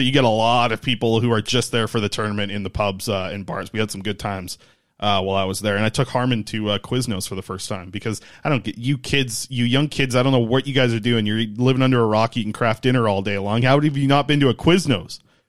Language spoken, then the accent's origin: English; Nanaimo, British Columbia, Canada; So I grew up in Nanaimo, right? Watching Nanaimo Clippers at the old Frank Crane. That's a good arena down there in Nanaimo.